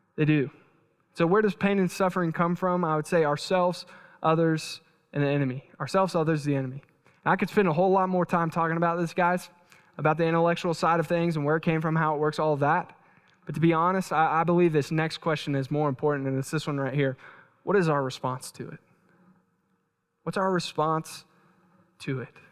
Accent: Texas, United States; moved away; I'm from Texas

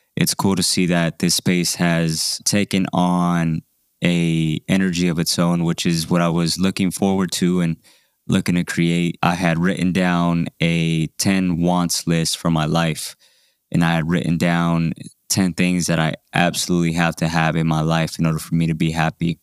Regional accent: Denver, Colorado, United States; I was a teenager growing up in South Denver

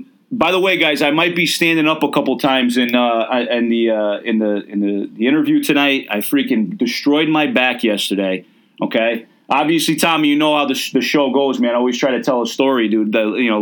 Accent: Milford, Connecticut, United States; I grew up in Milford, so that's Fairfield.

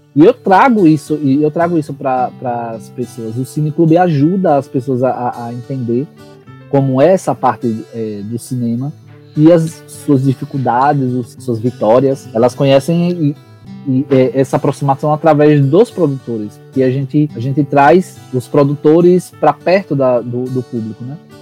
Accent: Lagarto, Sergipe, Brazil; Sou de Lagarto

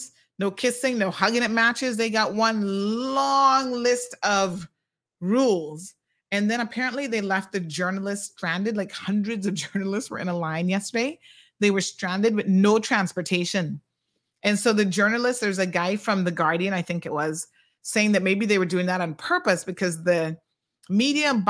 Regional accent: Cayman Islands

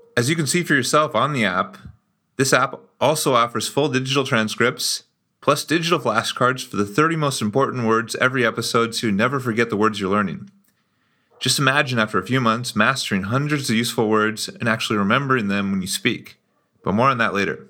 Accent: United States; moved away as an adult; now in Brazil; we're both from the United States, but we met and became friends in Brazil, which is where I live now

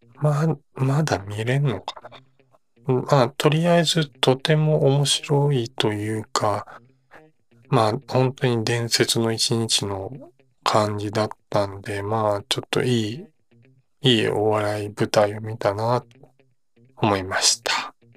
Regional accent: Osaka, Japan; 自分大阪出身なので

